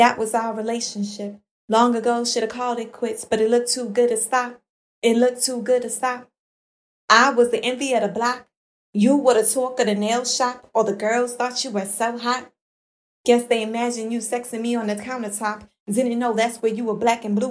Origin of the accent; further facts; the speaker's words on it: New York City, New York, United States; growing up in Brooklyn, New York with my aunt from my mother's side